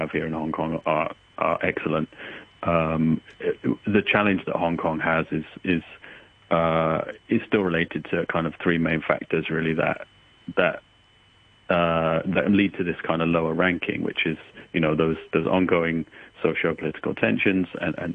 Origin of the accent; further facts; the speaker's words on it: United Kingdom; as a Brit